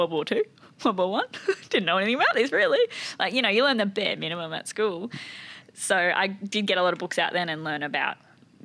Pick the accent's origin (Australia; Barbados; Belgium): Australia; Gympie, Queensland; growing up in Gympie, it's that small town feel